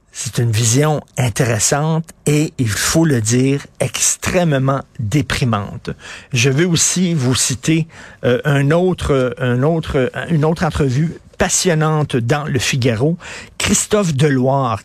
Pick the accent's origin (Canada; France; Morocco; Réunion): Canada